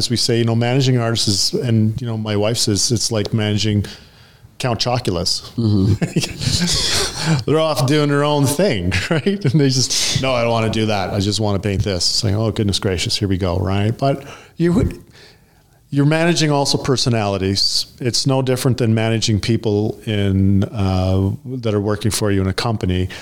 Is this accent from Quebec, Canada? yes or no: no; Thunder Bay, Ontario, Canada; moved away as an adult; also born or lived in Sudbury, Ontario; now in Canmore, Canada; I grew up in Northern Ontario, Thunder Bay when I was a kid, and the outskirts of Sudbury, Ontario.